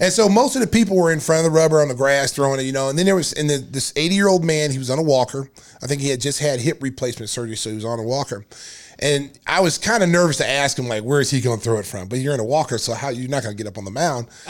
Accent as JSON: {"language": "English", "town": "Lawton", "region": "Oklahoma", "country": "United States", "tie": "born or raised there", "also_born_or_lived": "Chicago", "moved": "yes", "said": "being born and raised in Lawton, Oklahoma, we took pride about coming to the state school."}